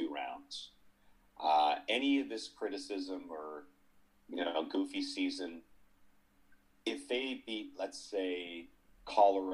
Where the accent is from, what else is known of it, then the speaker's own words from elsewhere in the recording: Ottawa, Ontario, Canada; now in north of Toronto, Canada; I'm from Ottawa